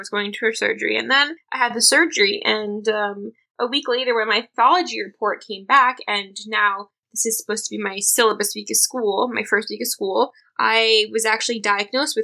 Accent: New York City, New York, United States; I was born and raised in New York City

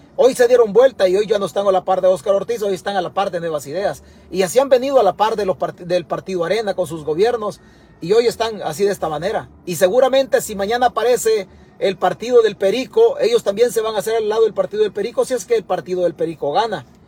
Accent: El Salvador; now in United States; Yo soy salvadoreño

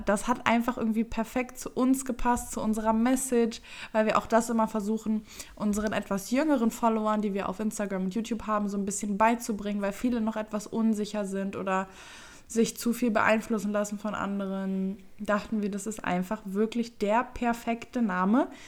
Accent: Düsseldorf, North Rhine-Westphalia, Germany; Ich bin 23 Jahre alt und bin aus Düsseldorf.

